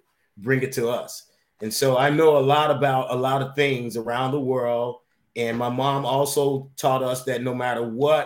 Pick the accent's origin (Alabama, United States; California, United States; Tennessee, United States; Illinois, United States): Illinois, United States; Chicago; I was born and raised in Chicago, Illinois